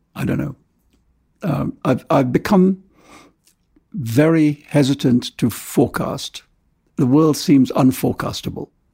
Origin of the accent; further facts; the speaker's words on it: India; also born or lived in London; now in New York, United States; I love India in a way that you can only love the country of your birth